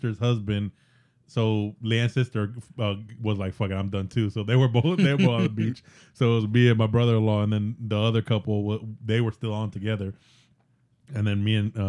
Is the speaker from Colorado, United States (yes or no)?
no; Florida, United States; I'm from Florida